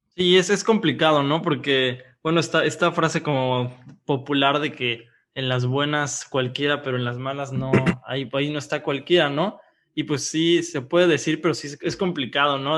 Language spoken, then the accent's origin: Spanish; Oaxaca, Mexico; Nosotros somos de Oaxaca